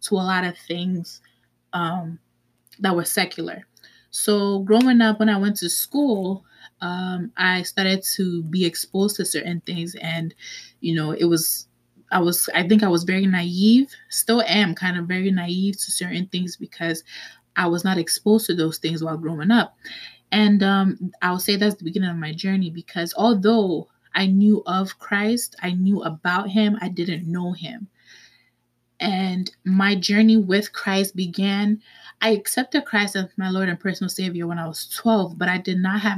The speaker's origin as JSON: {"language": "English", "town": "New York City", "region": "New York", "country": "United States", "tie": "born or raised there", "also_born_or_lived": "Manhattan, New York", "moved": "yes", "lives_now": "New Jersey, United States", "said": "I was born in Manhattan, raised in the Bronx, and now I currently reside in New Jersey."}